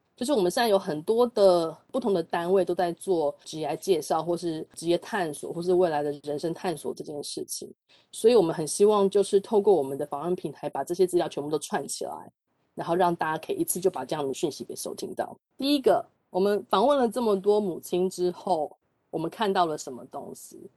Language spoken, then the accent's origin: Chinese; Shulin, New Taipei, Taiwan; 我是在树林的小乡下长大的，我到国中的时候有这个机会可以到台北念书